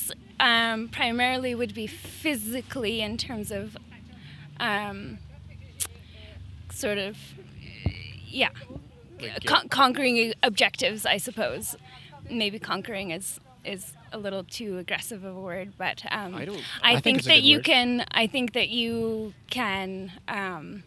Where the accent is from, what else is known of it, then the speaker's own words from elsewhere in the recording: Salt Spring Island, British Columbia, Canada; I'm from Salt Spring Island, BC